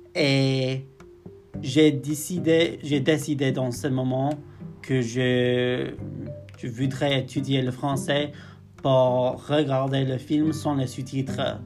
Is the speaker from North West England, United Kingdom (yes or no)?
yes; near Liverpool, North West England, United Kingdom; French is a second language; moved away as an adult; now in Belfast, United Kingdom; je viens du nord-ouest d'Angleterre, près de Liverpool, d'un petit village qui s'appelle Haswell